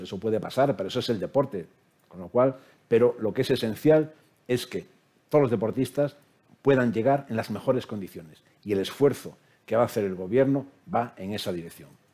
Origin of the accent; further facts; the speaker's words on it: Spain; como español